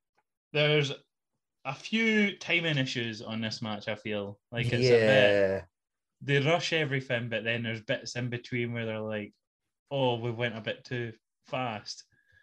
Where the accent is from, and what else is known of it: Scotland, United Kingdom